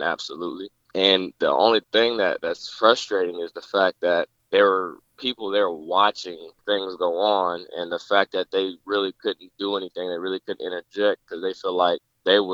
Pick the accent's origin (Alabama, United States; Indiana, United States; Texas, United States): Indiana, United States; Indianapolis; I grew up in Indianapolis, Indiana